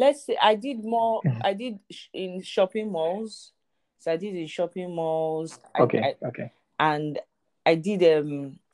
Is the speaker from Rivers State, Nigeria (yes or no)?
no; Lagos, Nigeria; I was born and raised in Lagos, Nigeria.